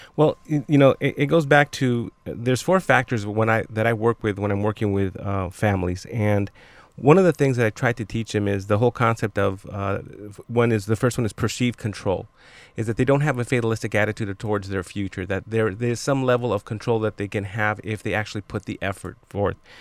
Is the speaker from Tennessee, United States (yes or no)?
no; Los Angeles, California, United States; I grew up in East Los Angeles in Boyle Heights